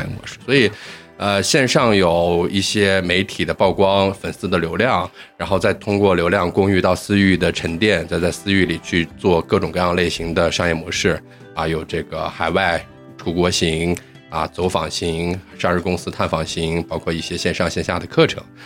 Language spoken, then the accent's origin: Chinese; Xi'an, Shaanxi, China; moved away as an adult; now in Shanghai, China; 我是西安本地土生土长的西安人，但是现在在上海务工